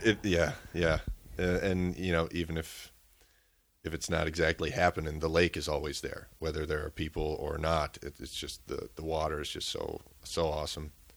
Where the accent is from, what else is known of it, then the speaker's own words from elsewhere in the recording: Minneapolis–Saint Paul, Minnesota, United States; also born or lived in Round Lake, Hayward, Wisconsin; now in Hayward, United States; I'm originally from the Twin Cities